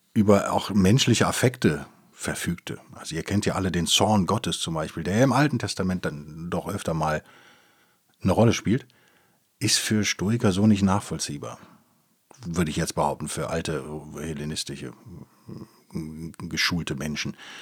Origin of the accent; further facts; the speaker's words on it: Rhineland, Germany; ich bin natürlich als Rheinländer, als Gebürtiger bin ich natürlich getauft